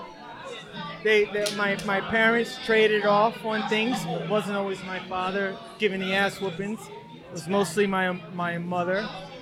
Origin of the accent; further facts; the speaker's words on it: New York, United States; I'm an artist from New York, from Queens originally. But my studio is in New Jersey now